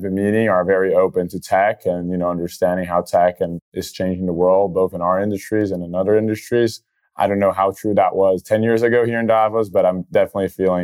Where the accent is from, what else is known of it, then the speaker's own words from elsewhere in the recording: Brazil; I'm originally born and raised in Brazil